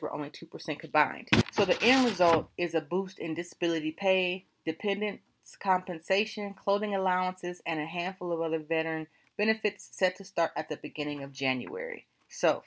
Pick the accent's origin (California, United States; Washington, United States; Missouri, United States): California, United States; now in Virginia, United States; I am from California